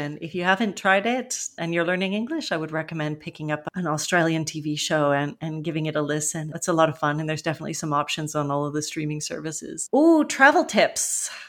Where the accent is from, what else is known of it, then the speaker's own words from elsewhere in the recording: British Columbia, Canada; accent: West Coast of Canada; I grew up in British Columbia in Canada, so I definitely have an accent of someone from the west coast of Canada and some of the vocabulary, the regional vocabulary that goes along with that as well, and Canadian Englishisms, which are their own little things.